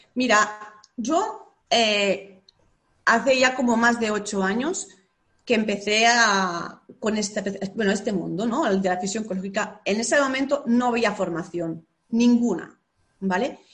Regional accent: Lleida, Catalonia, Spain; soy de Lleida y Lleida es una ciudad pequeñita

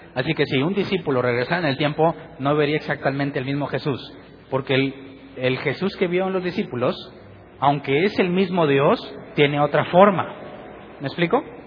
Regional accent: Mexico; soy mexicano

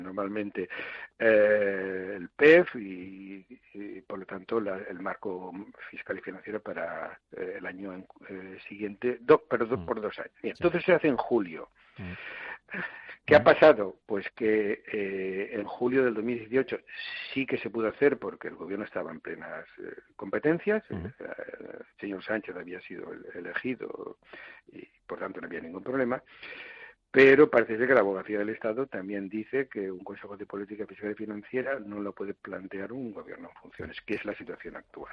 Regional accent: Valencian Community, Spain; cinco millones de personas que somos los valencianos

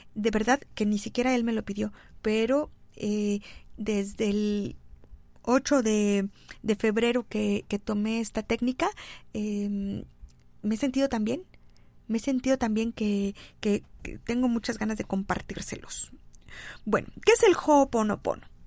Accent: Xalapa, Veracruz, Mexico; soy de Jalapa

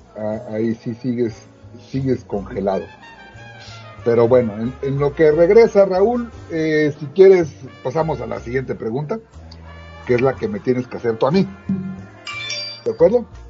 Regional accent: Mexico; en donde yo crecí, en Santiago Tuzla

